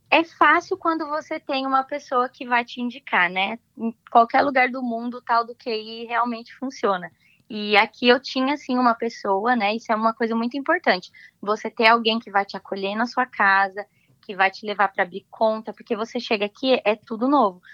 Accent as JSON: {"language": "Portuguese", "town": "São José dos Campos", "region": "São Paulo", "country": "Brazil", "tie": "born or raised there", "moved": "as an adult", "lives_now": "United States", "said": "eu sou do estado de São Paulo, eu nasci na cidade de São José dos Campos"}